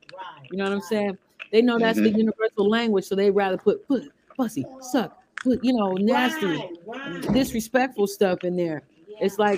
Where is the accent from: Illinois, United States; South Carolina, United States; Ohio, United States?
Illinois, United States; Chicago; also born or lived in Wisconsin; But I grew up in Wisconsin a little bit, and I'm from Chicago.